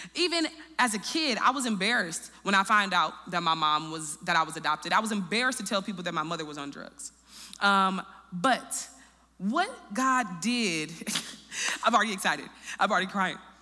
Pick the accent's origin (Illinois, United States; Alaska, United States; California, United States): Illinois, United States; Peoria; also born or lived in Chicago, Illinois; I was raised in Peoria, Illinois